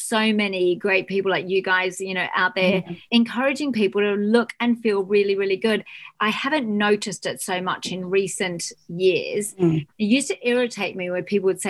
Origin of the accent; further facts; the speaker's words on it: Australia; now in United Kingdom; I'm Australian